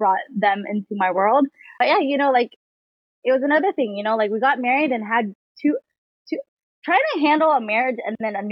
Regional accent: Washington, United States; I'm from Washington, 34 years old

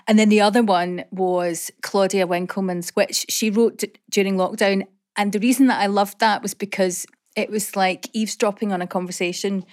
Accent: Coatbridge, Scotland, United Kingdom; I grew up in Coatbridge

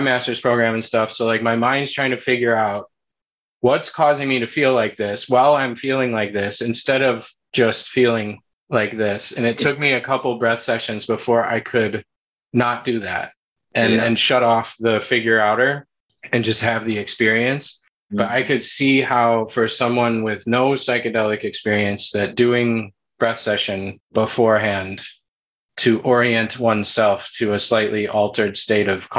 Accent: United States; also born or lived in San Diego; growing up in the States

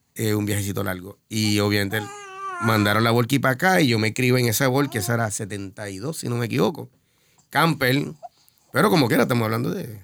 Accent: San Juan, Puerto Rico; also born or lived in Boston / Bayamón / Río Piedras / Carolina; now in Río Grande, Puerto Rico; Mayormente en San Juan, cuando nací, nací en San Juan, tuve creo que tres años en Boston

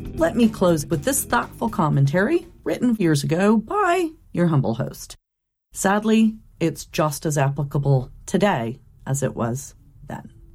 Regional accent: Roseburg, Oregon, United States; moved away; the community college in my hometown

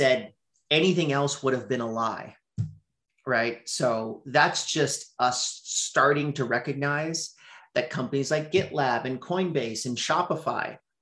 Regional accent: Montreal, Quebec, Canada; I'm from Montreal, Canada.

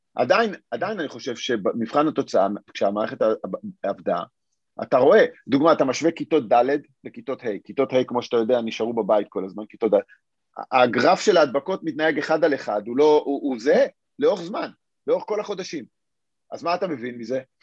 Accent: Israel

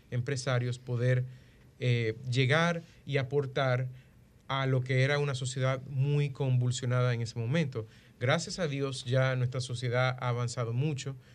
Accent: Dominican Republic; defender a la República Dominicana, a nuestras empresas y si hay cualquier elemento que nosotros como República Dominicana podamos mejorar

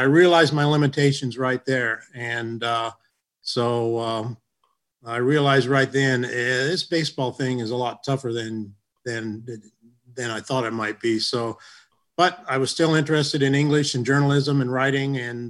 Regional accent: Rolla, Missouri, United States; moved away; growing up outside of St. Louis in a small town in central Missouri

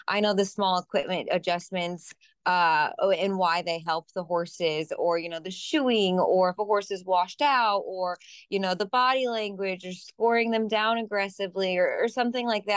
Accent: Michigan, United States; also born or lived in Indiana / Ohio; now in East Coast, United States; I grew up in Michigan, but I lived in Indiana and Ohio

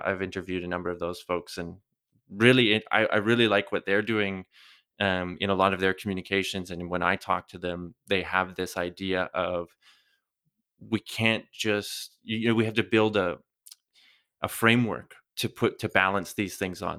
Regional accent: Canada; now in Europe; I come from Canada, I live in Europe now

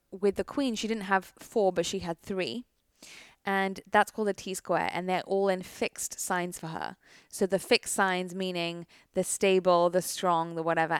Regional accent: United Kingdom; I am British

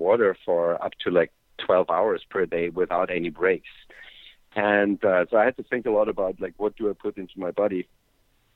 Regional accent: Austria; I grew up in Austria, a little country in Europe

